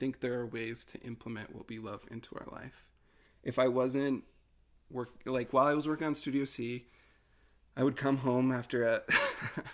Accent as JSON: {"language": "English", "region": "Utah", "country": "United States", "tie": "born or raised there", "said": "I grew up in Utah in a very religious household"}